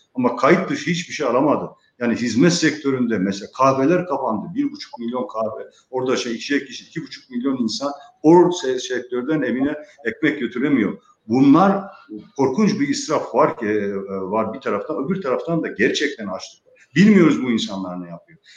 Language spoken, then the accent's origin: Turkish; Rize Province, Turkey; moved away; also born or lived in Istanbul; memleketim Rize'ye gidiyorum.